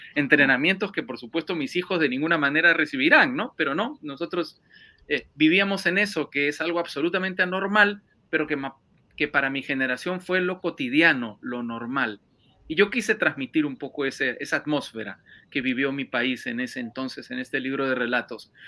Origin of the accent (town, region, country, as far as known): Peru; moved away as an adult; now in Madrid, Spain